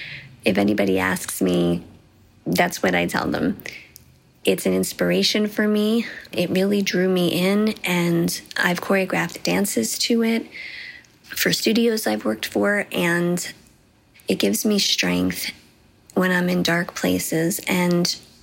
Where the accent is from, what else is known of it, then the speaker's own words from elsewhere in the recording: Dunellen, New Jersey, United States; I'm from Dunellen, New Jersey.